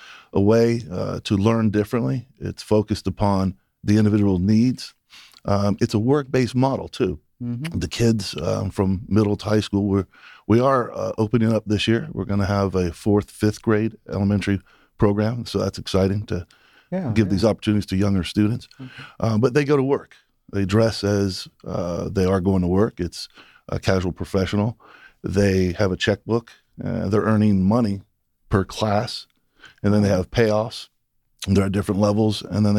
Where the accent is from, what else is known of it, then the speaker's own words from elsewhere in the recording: Daytona, Florida, United States; now in Michigan, United States; And I'm originally from Daytona. So family and friends and colleagues are from South Georgia and the Georgia area.